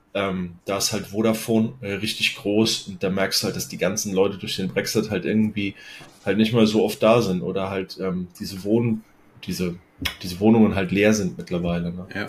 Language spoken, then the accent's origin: German; Offenbach am Main, Hesse, Germany; ich bin in Offenbach aufgewachsen.